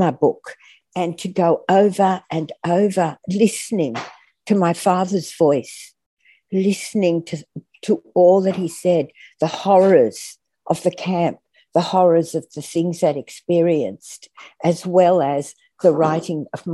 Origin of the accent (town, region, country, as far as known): Athens, Attica, Greece; born or raised there; now in Australia